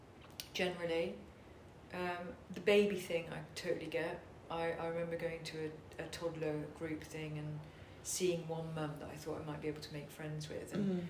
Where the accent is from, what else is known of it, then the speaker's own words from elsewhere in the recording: Netherlands; So I was brought up abroad in Holland